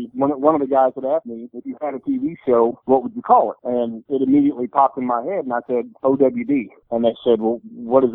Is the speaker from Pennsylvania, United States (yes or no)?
no; Mechanicsburg, Illinois, United States; also born or lived in New Berlin, Illinois; I grew up right here in not New Berlin, but a little town called, in the country outside of Mechanicsburg